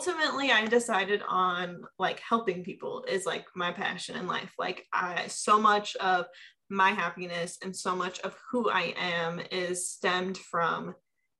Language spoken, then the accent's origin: English; Omaha, Nebraska, United States; moved away as an adult; now in Chicago, United States; I'm from Omaha, Nebraska. I was born and raised there. At 18, I moved to Chicago area